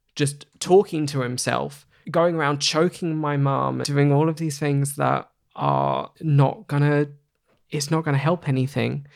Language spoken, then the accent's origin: English; Hornchurch, London, United Kingdom; I grew up in Hornchurch in Essex